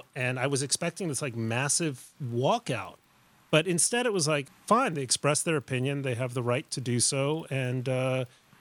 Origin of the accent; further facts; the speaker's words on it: Mexico City, Mexico; moved away; I grew up in Mexico City.